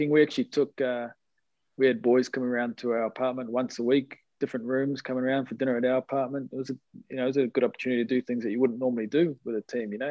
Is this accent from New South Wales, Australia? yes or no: yes; Sydney, New South Wales, Australia; born there; He heard that I was born in Australia.